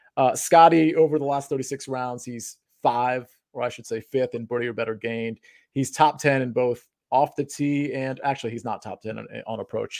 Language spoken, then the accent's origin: English; Washington, District of Columbia, United States; I'm not from Baltimore. I'm from, I'm from Baltimore adjacent, Washington, D C